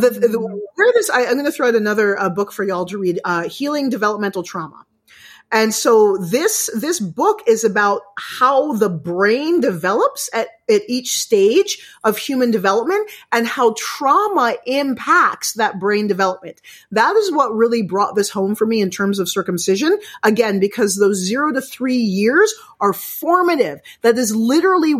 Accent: United States; now in Canada; I live in Canada, but I'm American

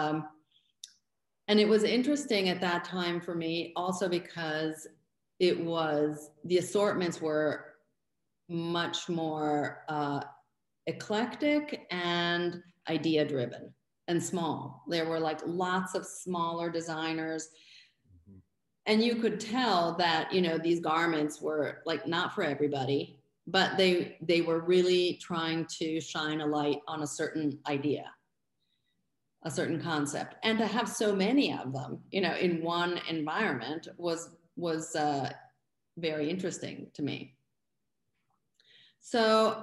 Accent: Florence, Tuscany, Italy; moved away as an adult; also born or lived in Los Angeles, California; now in New York City, United States; I was from Florence

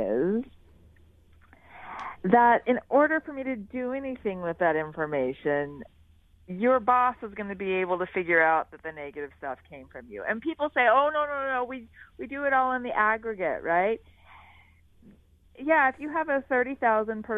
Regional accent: Philadelphia, Pennsylvania, United States; moved away as an adult; now in Switzerland; I'm from Philadelphia

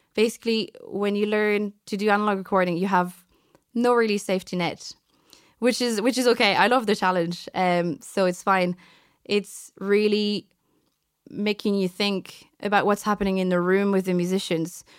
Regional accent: France; also born or lived in Vietnam; now in Ireland; so I've been raised as a French person my entire life. So I'm actually French

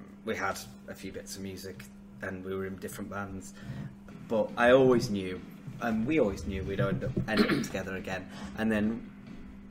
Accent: Wetherby, Yorkshire and the Humber, United Kingdom; I am from Weatherby

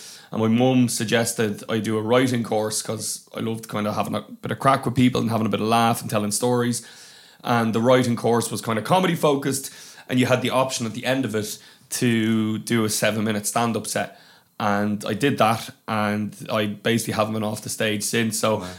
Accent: Glendalough, Leinster, Ireland; also born or lived in Dublin; I am Dublin born and kind of Wicklow raised, so I'm a bit of a hybrid.

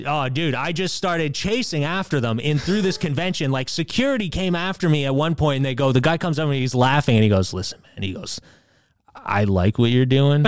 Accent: Canada; we're Canadian

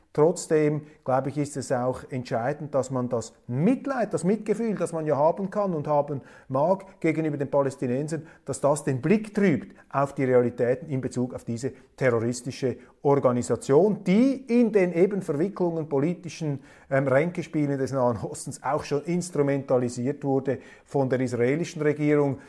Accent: Switzerland; ich bin als Schweizer sehr, sehr dankbar, Schweizer zu sein.

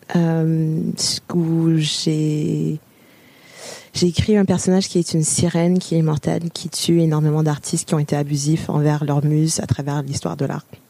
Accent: Ontario, Canada; moved away as an adult; also born or lived in Montreal, Quebec; now in France; Je suis née à Montréal, mais j'ai grandi en Ontario

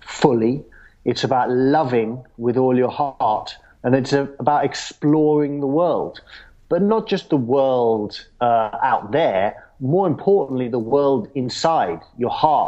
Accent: London, United Kingdom; I grew up in London

